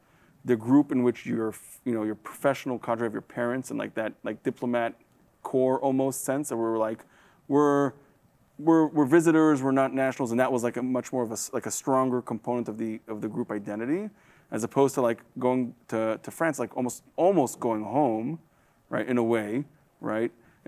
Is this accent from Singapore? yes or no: no; Israel; now in United States; was born and raised in Israel with American parents